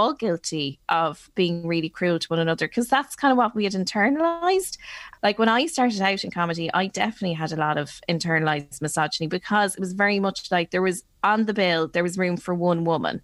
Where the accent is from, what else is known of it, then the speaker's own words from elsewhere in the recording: Ireland; we are Irish